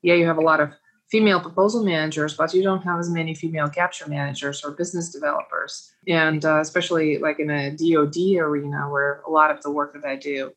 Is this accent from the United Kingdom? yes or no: no; Uzbekistan; now in United States; raised the way that I was raised in Uzbekistan